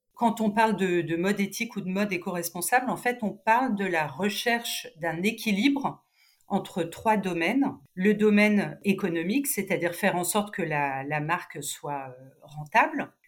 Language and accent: French; Cannes, Provence-Alpes-Côte d'Azur, France; moved away as an adult; also born or lived in Nice; now in Paris, France; je, je, suis canoise